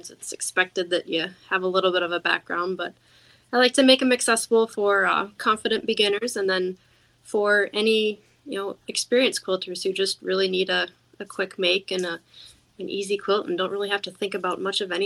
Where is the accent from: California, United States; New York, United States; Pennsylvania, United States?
Pennsylvania, United States; I grew up in Amish country or near Amish country